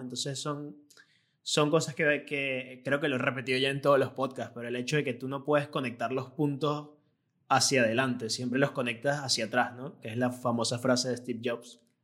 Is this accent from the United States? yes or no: no; Venezuela; moved away as an adult; yo me vine de Venezuela donde tenía mi propio negocio y llegué aquí